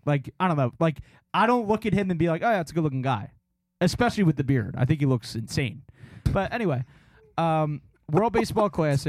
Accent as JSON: {"language": "English", "region": "New Jersey", "country": "United States", "said": "I sound like I'm from Georgia, but I'm from New Jersey."}